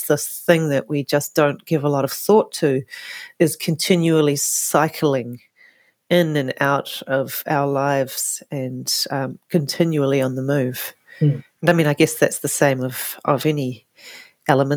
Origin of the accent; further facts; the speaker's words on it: Whakatane, Bay of Plenty, New Zealand; also born or lived in Canada; I was born in Whakatane, New Zealand, and spent most, all of my younger life in New Zealand